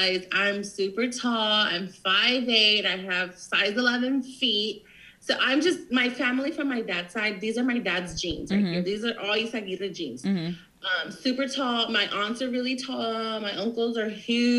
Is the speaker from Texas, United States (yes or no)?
yes; Corpus Christi, Texas, United States; also born or lived in Florida; now in San Antonio, United States; I spent all my life in Corpus since I was like 3. We moved from Florida.